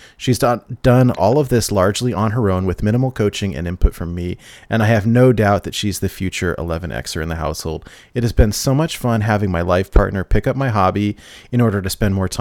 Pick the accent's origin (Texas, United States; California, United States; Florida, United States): California, United States; I grew up in California